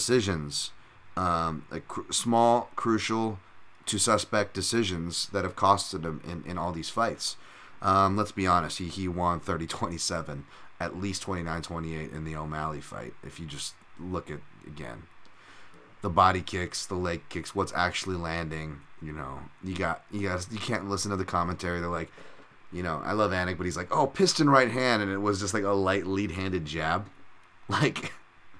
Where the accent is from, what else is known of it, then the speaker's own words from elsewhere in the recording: United States; we're American and we live here and have family who sacrificed for this country